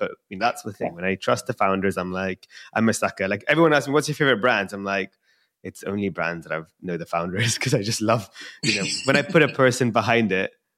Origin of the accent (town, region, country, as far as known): India